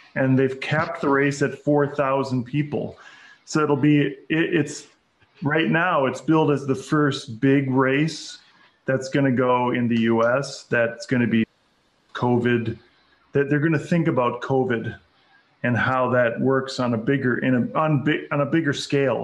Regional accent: Minnesota, United States; my home state is Minnesota

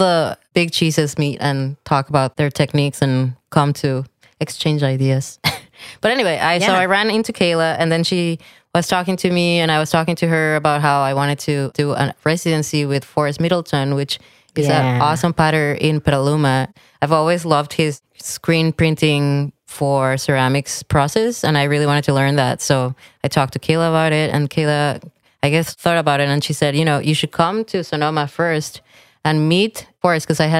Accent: Jalisco, Mexico; I think I was influenced by growing up in Mexico, really, and seeing what's called talavera

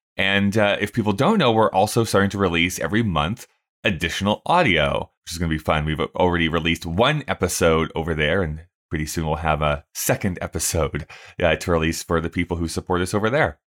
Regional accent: Rocky Mountain House, Alberta, Canada; also born or lived in Red Deer; all these places I grew up in, Rocky Mountain House and Red Deer

